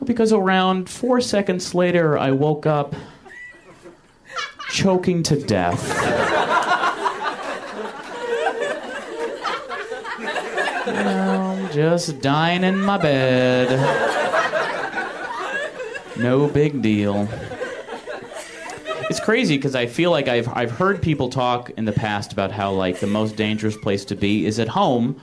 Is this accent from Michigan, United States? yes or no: yes; Michigan, United States; moved away as an adult; now in Los Angeles, United States; my 22 years in Michigan